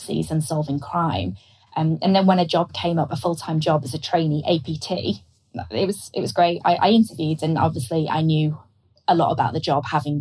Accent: Liverpool, North West England, United Kingdom; I was from Liverpool

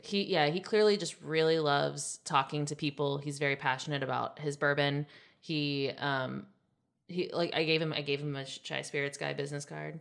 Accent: Ohio, United States; I was born in Ohio

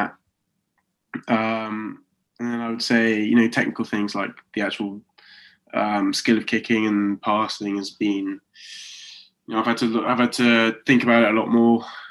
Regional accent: Oxford, South East England, United Kingdom; moved away as an adult; now in Coventry, United Kingdom; I'm from Oxford, but I'm living in Coventry.

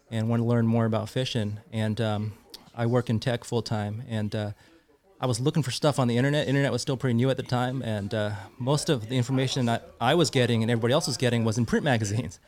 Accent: Santa Clara, California, United States; I grew up in the South Bay, Santa Clara area

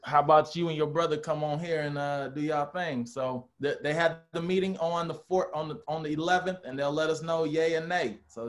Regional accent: St. Louis, Missouri, United States; Like, part of the reason I left St. Louis was so that I could just venture out and kind of be on my own.

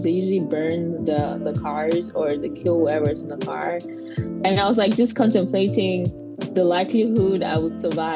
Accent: Anglophone region, Cameroon; moved away as an adult; now in United States; I grew up in Cameroon. I'm an Anglophone Cameroonian

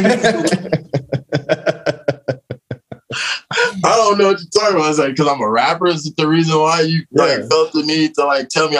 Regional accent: Los Angeles, California, United States; I'm, like, from L.A. I'm from Venice. I'm, like, a West Side kid

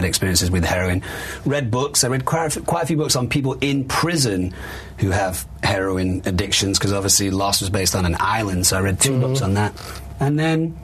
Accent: Manchester, North West England, United Kingdom; I'm from Manchester

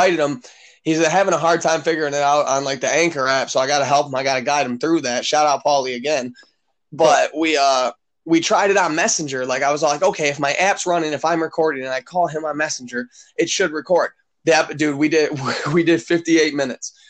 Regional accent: Michigan, United States; I'm from Michigan

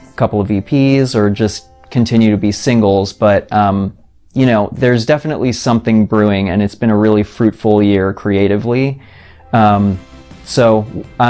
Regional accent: Vermont, United States; moved away as an adult; also born or lived in Boston; now in Los Angeles, United States; I grew up in Vermont, so very cold, very boring

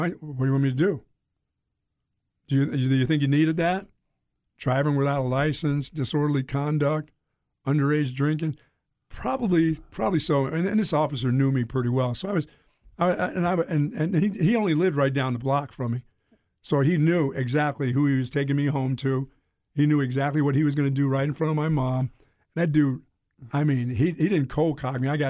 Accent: Greensboro, North Carolina, United States; moved away; also born or lived in Bethlehem, Pennsylvania; growing up in North Carolina and Greensboro and then moving to Bethlehem, Pennsylvania. I was, like, raised by the community

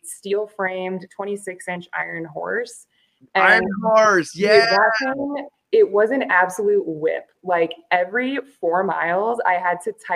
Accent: Florida, United States; moved away as an adult; also born or lived in Iowa / Kansas City / Missouri; now in Albuquerque, United States; born and raised in Florida on the East Coast.

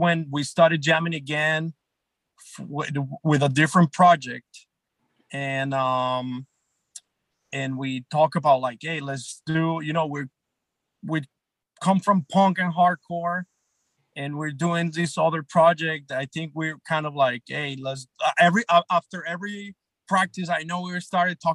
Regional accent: Medellín, Antioquia, Colombia; moved away as an adult; also born or lived in New York; now in San Diego, United States; I grew up in Colombia, went to college in Colombia

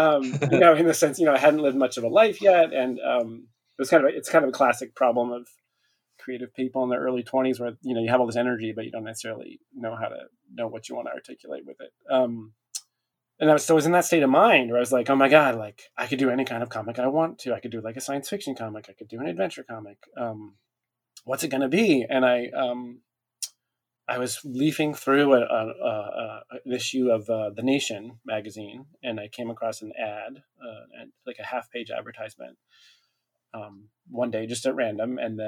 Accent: California, United States; also born or lived in Montana, United States; I grew up on the West Coast in California. I grew till the age of 10 in Montana, and then junior high and high school was in California in the Bay Area.

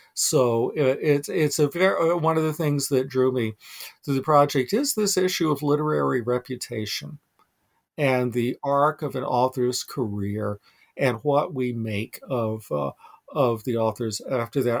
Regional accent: North Carolina, United States; now in Vermont, United States; I'm a transplanted Southerner. I was born and raised in North Carolina

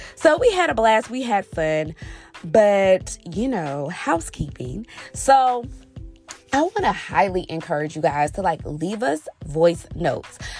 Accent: Texas, United States; I'm from Texas

